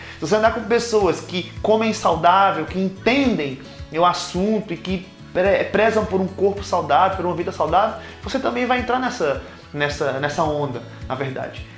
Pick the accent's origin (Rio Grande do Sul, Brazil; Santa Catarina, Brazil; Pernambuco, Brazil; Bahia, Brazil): Pernambuco, Brazil; Caruaru; moved away as an adult; also born or lived in São Paulo; now in Montevideo, Uruguay; Eu sou de Caruaru, Pernambuco